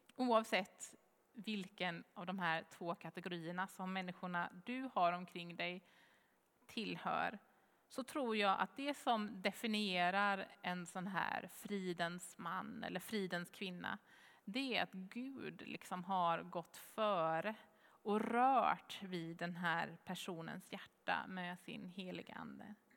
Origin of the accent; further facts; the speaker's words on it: Jönköping, Jönköping County, Sweden; Jönköping, svarar jag